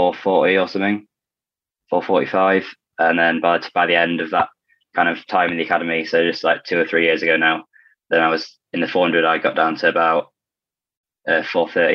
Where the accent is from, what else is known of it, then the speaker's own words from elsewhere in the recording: Ilkley, Yorkshire and the Humber, United Kingdom; I grew up in Ilkley, just like north of Leeds.